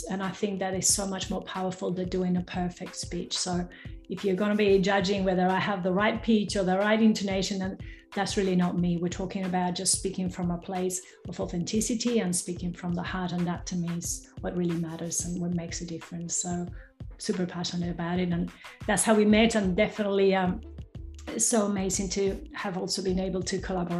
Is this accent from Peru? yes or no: yes; Peru; accent: not 100% Australian; now in Western Australia, Australia; my accent is not 100% Australian. So I was born in South America, in Peru. So I've speak Spanish, I've learned American English, and I've been living in Australia for nearly 3 decades now.